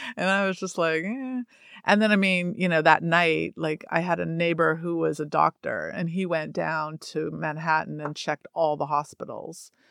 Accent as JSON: {"language": "English", "town": "Toronto", "region": "Ontario", "country": "Canada", "moved": "yes", "said": "I'm from Toronto"}